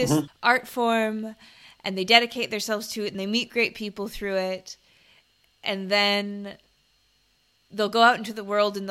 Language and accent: English; United States; now in Bangkok, Thailand; speaking as an American